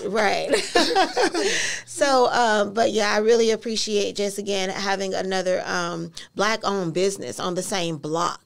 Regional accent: Orlando, Florida, United States; originally from Orlando, um, born and raised in Carver Shores

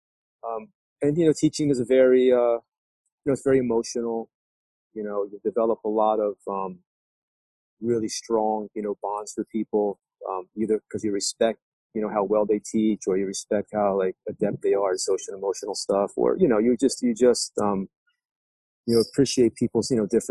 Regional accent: Trenton, New Jersey, United States; moved away as an adult; also born or lived in New York City; I grew up in New Jersey, in Trenton

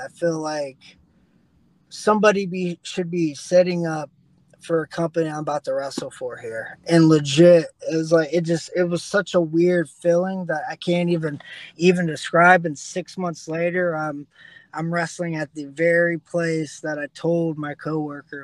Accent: Dayton, Ohio, United States; my hometown

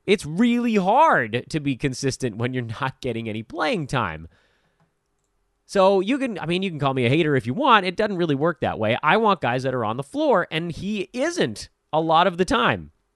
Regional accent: Southern California, United States; growing up in Southern California, not rival schools because my school basically had no sports teams, but very close

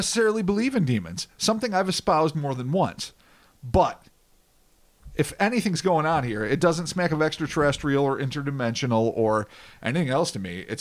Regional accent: United States; we're American.

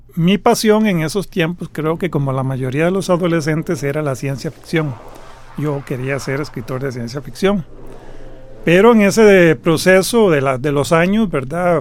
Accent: Costa Rica; soy un costarricense.

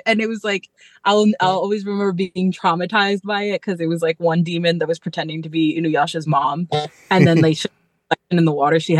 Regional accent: Belleville, New Jersey, United States; first language Spanish; English is a second language; also born or lived in Newark, New Jersey; I was born in Newark and raised in Belleville

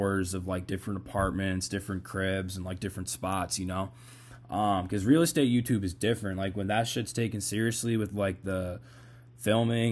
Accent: Boston, Massachusetts, United States; I'm from Boston

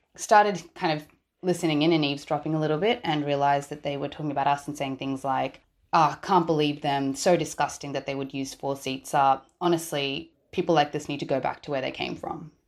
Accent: Australia; I am a Sri Lankan born and raised in Australia

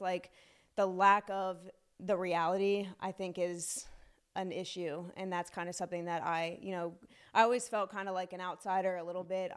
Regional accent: Silver Spring, Maryland, United States; also born or lived in Frederick County, Maryland; I grew up in Silver Spring until about fifth grade

